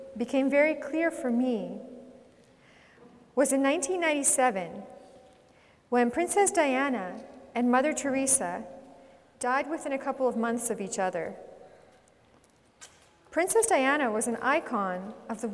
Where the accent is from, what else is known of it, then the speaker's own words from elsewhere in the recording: Edmonton, Alberta, Canada; also born or lived in Czechoslovakia; We were sent to Edmonton, and I grew up here and in St. Albert